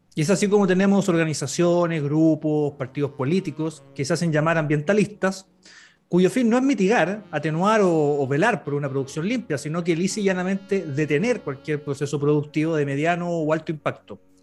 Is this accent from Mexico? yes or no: no; Buin, Santiago Metropolitan Region, Chile; soy de Buin